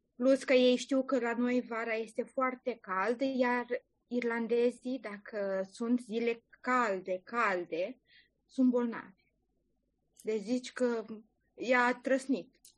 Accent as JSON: {"language": "Romanian", "country": "Romania", "moved": "as an adult", "lives_now": "Ireland", "said": "eu sunt foarte mândră că sunt româncă"}